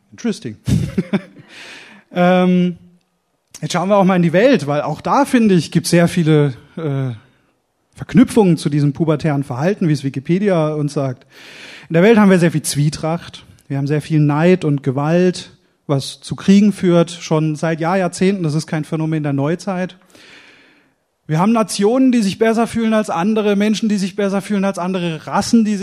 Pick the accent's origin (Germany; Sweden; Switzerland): Germany; Oberkirch, Baden-Württemberg; born there; ich bin zwar gebürtiger Bad, Badner, sagt man, glaube ich. Äh, ich bin in Oberkirch geboren, am Fuße des Schwarzwalds, wurde aber, ich sag Gott sei Dank, meine Frau sagt, wie kannst du nur Hochdeutsch erzogen?